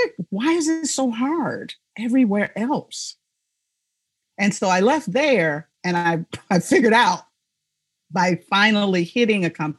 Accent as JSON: {"language": "English", "town": "Chicago", "region": "Illinois", "country": "United States", "tie": "born or raised there", "also_born_or_lived": "South Dakota", "moved": "yes", "said": "I was born and raised in Chicago."}